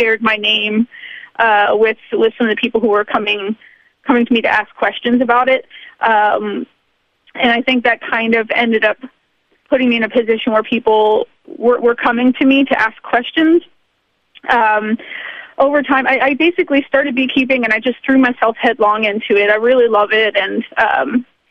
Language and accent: English; Baltimore, Maryland, United States; moved away as an adult; now in New York City, United States; I left Baltimore, which is a city that I love very much.